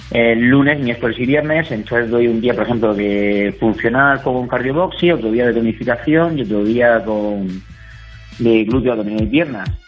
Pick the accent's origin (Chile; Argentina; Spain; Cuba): Spain; Molina de Segura, Region of Murcia; yo soy de Molina